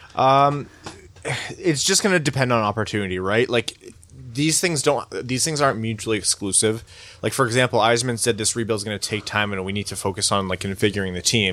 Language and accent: English; Windsor, Ontario, Canada; I was born in Windsor, so I don't know how Chaldean I can call myself